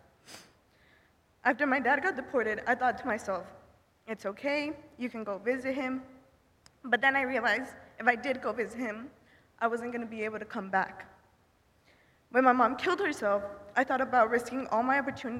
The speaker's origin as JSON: {"language": "English", "country": "United States", "tie": "born or raised there", "also_born_or_lived": "Martinez de la Torre, Veracruz, Mexico", "said": "When I was 6 months old, my mother brought me to the United States to secure a better future for me"}